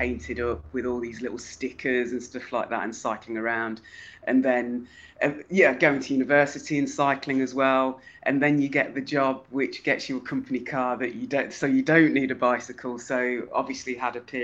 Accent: Leicester, East Midlands, United Kingdom; I'm from Leicester in the Midlands in England

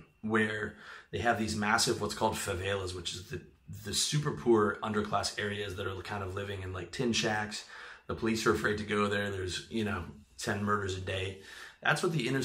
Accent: Canada; I'm from Canada

